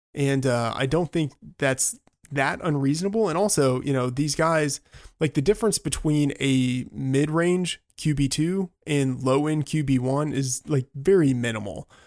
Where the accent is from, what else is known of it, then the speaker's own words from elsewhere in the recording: Texas, United States; moved away; also born or lived in Northeast United States; born and raised in Texas